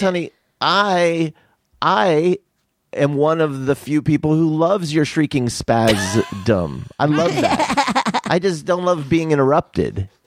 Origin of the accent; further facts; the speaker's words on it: Tucson, Arizona, United States; my father's family's all from Philly, and I grew up in Tucson